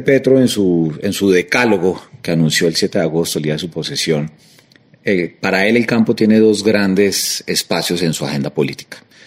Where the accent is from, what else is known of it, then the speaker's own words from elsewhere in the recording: Colombia; como colombiano